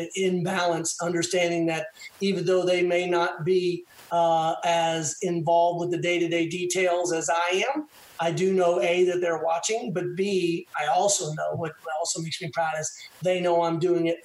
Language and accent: English; Texas, United States; as a Texan